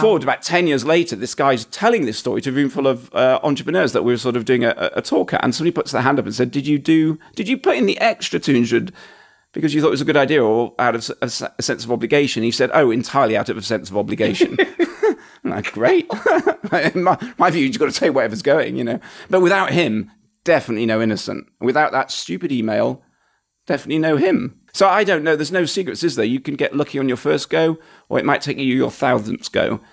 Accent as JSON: {"language": "English", "town": "Huddersfield", "region": "Yorkshire and the Humber", "country": "United Kingdom", "said": "I was a guy from Huddersfield."}